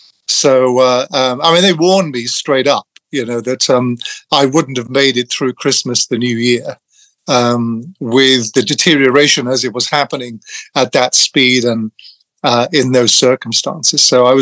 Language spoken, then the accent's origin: English; England, United Kingdom; I grew up in England. I lost my Irishness very early on, which children tend to do when they're relocated at a young age.